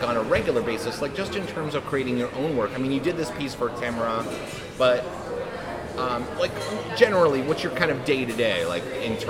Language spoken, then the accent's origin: English; Northern Virginia, United States; also born or lived in Los Angeles; now in Savannah, United States; We're from Northern Virginia, actually.